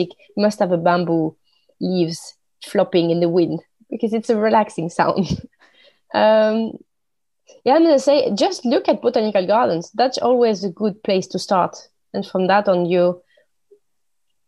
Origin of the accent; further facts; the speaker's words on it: France; English is a second language; moved away as an adult; now in Sweden; I born and raised in France, living in Sweden now for many years